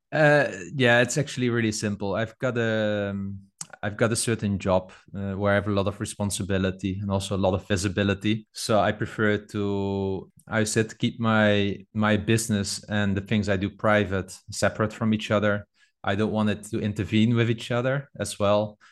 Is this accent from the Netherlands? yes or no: yes; Netherlands; I'm from the Netherlands